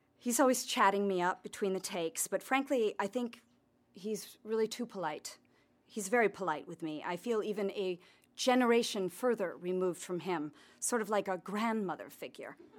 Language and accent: English; Connecticut, United States; also born or lived in Santa Fe; now in Los Angeles, United States; I'm a Calvinist from Connecticut